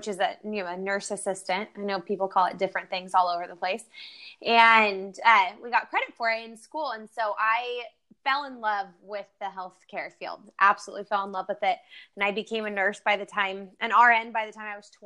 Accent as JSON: {"language": "English", "town": "Bakersfield", "region": "California", "country": "United States", "tie": "born or raised there", "said": "I grew up in Bakersfield, California, which is like the Central Valley of California"}